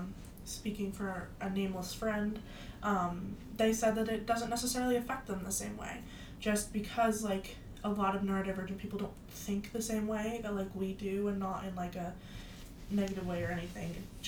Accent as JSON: {"language": "English", "country": "United States", "tie": "born or raised there", "said": "we mm-hmm. live in America now, we were raised in America"}